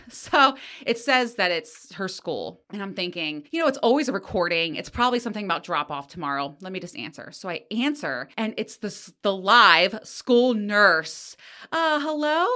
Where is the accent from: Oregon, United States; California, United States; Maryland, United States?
Maryland, United States; Greenbelt; I grew up in Greenbelt, Maryland, on the outskirts of D C, in a teeny tiny little apartment